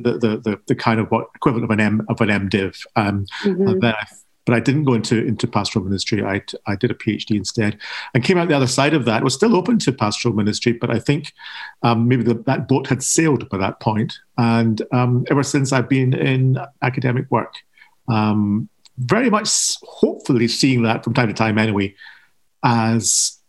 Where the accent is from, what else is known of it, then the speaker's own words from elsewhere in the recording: Scotland, United Kingdom; being Scottish and being Protestant